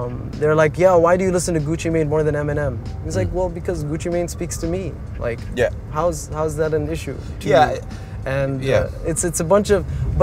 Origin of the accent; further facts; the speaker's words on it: Sharjah, United Arab Emirates; first language English; also born or lived in Dubai / Vienna, Austria; I grew up in Sharjah and there weren't a lot of buildings in my neighborhood growing up